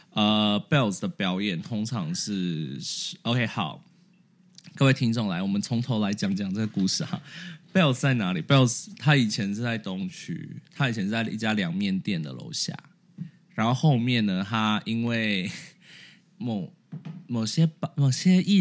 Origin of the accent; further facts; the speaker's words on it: Taipei, Taiwan; 我自己是从来没，我是台北人，我从来没去过一零一上面。